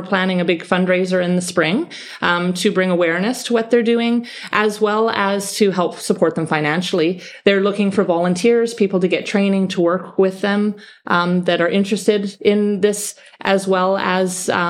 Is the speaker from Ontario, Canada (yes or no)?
no; Manitoba, Canada; now in Gibraltar; I was raised in Canada. Whereabouts in Canada? I'm from Manitoba. It's very cold where I'm from.